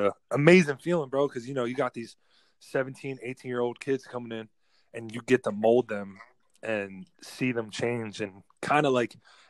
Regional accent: New Jersey, United States; also born or lived in California; now in Texas, United States; being from the East Coast, like growing up in Jersey, and then like, you know, transitioning out to Cali, and now I'm here. Like, you know, I've gone from East West to like Midwest.

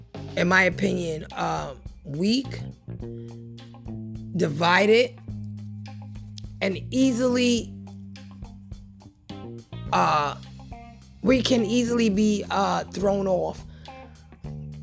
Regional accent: United States; to me as an American

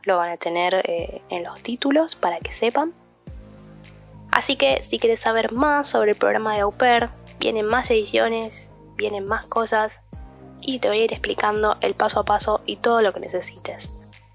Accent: Argentina; also born or lived in United States; siendo ciudadana argentina

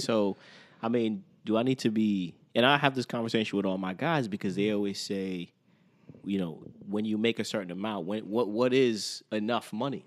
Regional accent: Teaneck, New Jersey, United States; also born or lived in Brooklyn, New York; I was born in Brooklyn. Okay. I, I wasn't there that long. All right. Then we moved to Teaneck

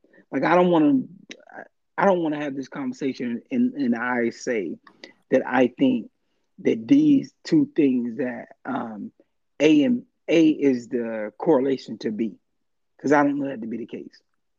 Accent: United States; I think that growing up in America and experiencing racism and the way we experience racism

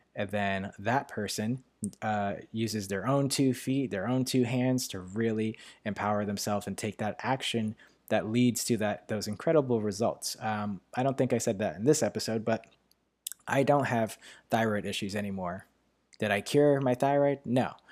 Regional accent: New York, United States; accent: New York; my New York accent

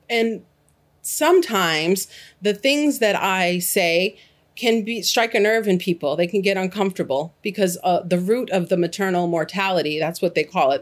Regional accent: Boston, Massachusetts, United States; moved away as an adult; now in Gainesville, Alabama, United States; I was born and raised in Boston, Massachusetts

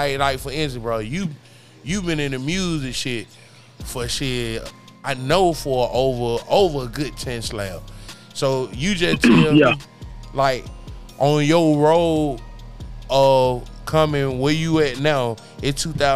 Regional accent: Birmingham, Alabama, United States; I'm from Birmingham, of course.

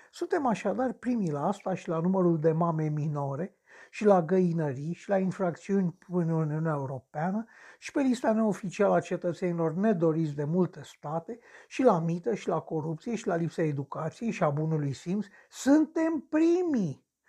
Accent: Romania; Sunt român

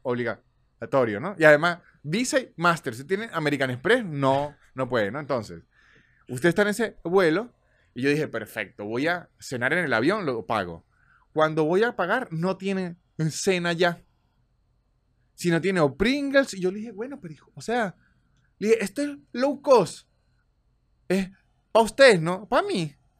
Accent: Venezuela; moved away; todos somos venezolanos

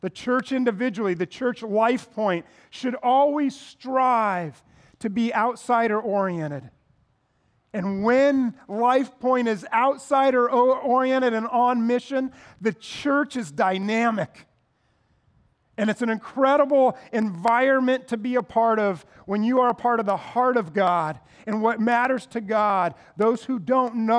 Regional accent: United States; American Christians

